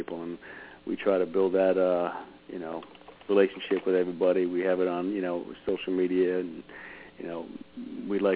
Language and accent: English; East Brunswick, New Jersey, United States; also born or lived in Jackson, New Jersey; I grew up in East Brunswick I was probably there, I don't know, until I was like 15 years old, and ended up in Jackson by Six Flags Great Adventure